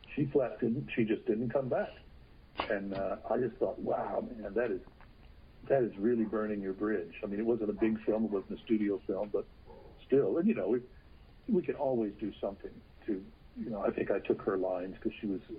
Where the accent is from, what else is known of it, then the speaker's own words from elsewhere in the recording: Texas, United States; I'm from Texas